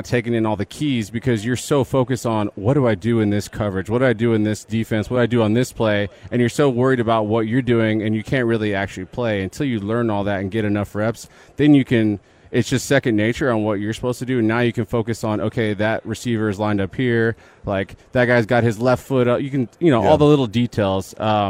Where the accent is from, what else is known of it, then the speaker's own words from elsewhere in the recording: Canyon Lake, Texas, United States; Yes, I grew up in Canyon Lake. Went to high school in Boulevardy.